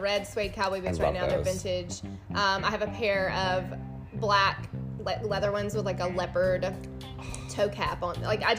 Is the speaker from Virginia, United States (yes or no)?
no; Muscle Shoals, Alabama, United States; moved away; I'm from Alabama. We wear cowboy boots there.